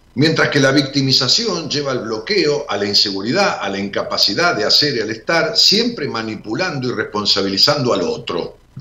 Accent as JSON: {"language": "Spanish", "country": "Argentina", "said": "en Raúl Mejía, mi pueblo"}